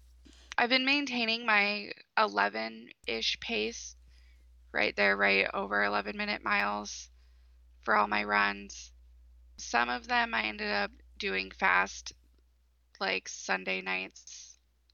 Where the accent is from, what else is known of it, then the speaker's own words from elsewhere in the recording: East Coast, United States; now in Michigan, United States; I grew up on the East Coast